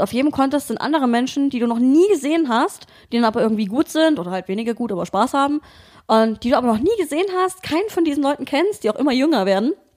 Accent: Dresden, Saxony, Germany; moved away as an adult; also born or lived in Bremen / Hamburg; now in Berlin, Germany; ich komme eigentlich aus Dresden, ähm, hab dann mal ein Jahr in Bremen, schrägstrich Hamburg gewohnt

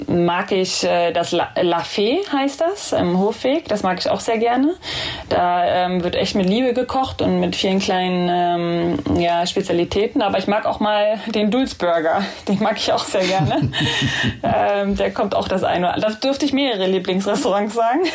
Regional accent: Berlin, Germany; moved away as an adult; now in Hamburg, Germany; Ich bin halt in Köpenick groß geworden

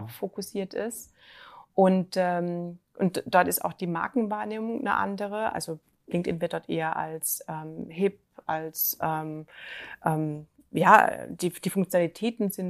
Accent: Germany; sind die Deutschen, äh, sind wir Deutsche doch am, noch am vorsichtigsten.

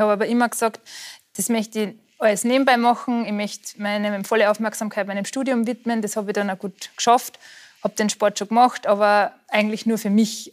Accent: Austria; moved away as an adult; also born or lived in Allgäu, Bavaria; now in Germany

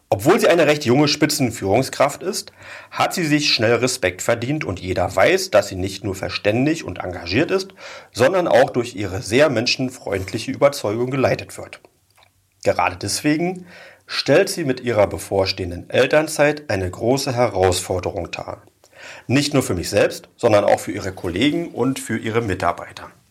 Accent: Oranienburg, Brandenburg, Germany; Also ich bin ja in der Ernst-Themann-Straße groß geworden.

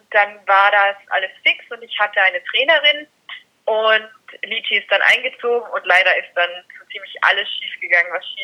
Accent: Austria; also born or lived in Carinthia; Ich komme aus Österreich

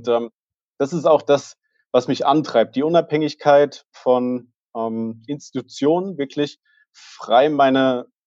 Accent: Hesse, Germany; Ich bin in der Nähe von Fulda aufgewachsen, relativ ja, behütet äh, ländlicher Region

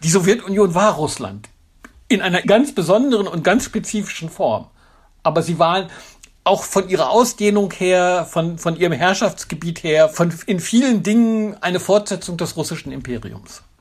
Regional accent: Germany; als Deutsche

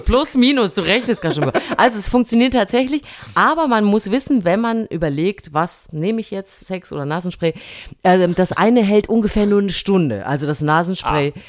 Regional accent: Thuringia, Germany; moved away; ich war in meiner alten Heimat Thüringen.

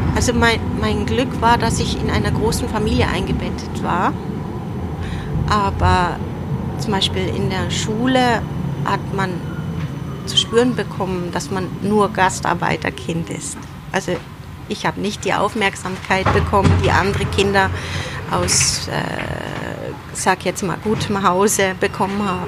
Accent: North Rhine-Westphalia, Germany; Vater ist 1964 nach Deutschland ausgewandert und meine Mutter ist 19, im Dezember 1966 nachgekommen. Mhm. Und ich bin neun Monate später auf die Welt

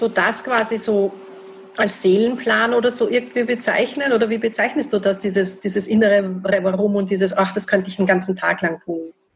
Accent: Austria; bei uns in Österreich

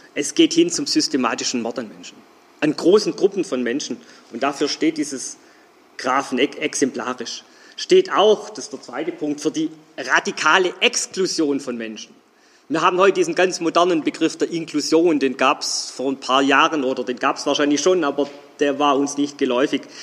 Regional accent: Geislingen an der Steige, Baden-Württemberg, Germany; moved away as an adult; now in Stuttgart, Germany; Ich bin nicht in Stuttgart geboren, ich bin in Geislingen an der Steige geboren

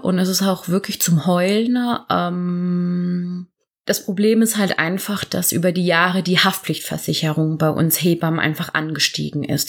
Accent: near Karlsruhe, Baden-Württemberg, Germany; moved away as an adult; now in Cologne, Germany; komme ursprünglich aus Süddeutschland. Genau aus der Nähe von Karlsruhe

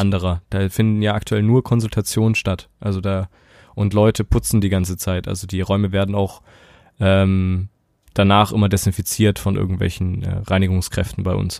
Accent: Saxony, Germany; bei uns in Sachsen

